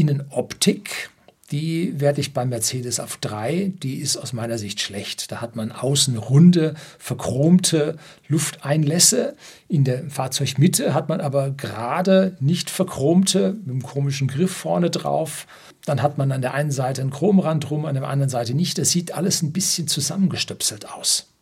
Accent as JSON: {"language": "German", "town": "Oberammergau", "region": "Bavaria", "country": "Germany", "said": "bei uns in Oberammergau"}